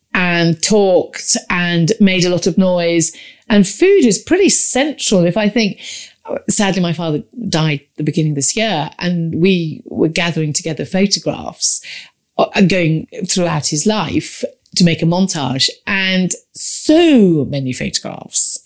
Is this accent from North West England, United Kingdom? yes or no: no; Warwickshire near Stratford-upon-Avon, West Midlands, United Kingdom; I grew up in Warwickshire near Stratford-on-Avon, near the river